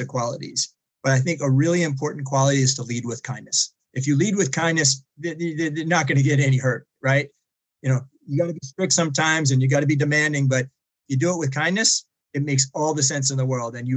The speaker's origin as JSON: {"language": "English", "area": "outside of Boston", "region": "Massachusetts", "country": "United States", "tie": "born or raised there", "said": "I grew up outside of Boston and public schools"}